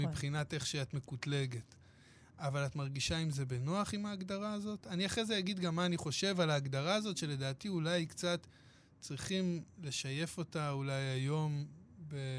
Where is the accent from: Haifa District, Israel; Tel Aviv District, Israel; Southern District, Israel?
Haifa District, Israel; Hadera; אני גדלתי בחדרה